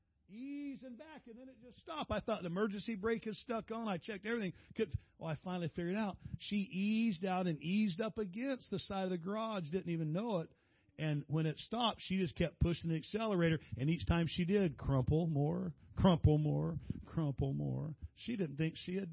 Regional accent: San Diego, California, United States; I'm from San Diego

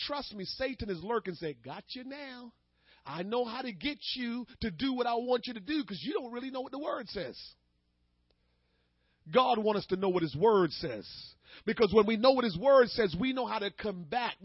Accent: Jamaica; I'm Jamaican

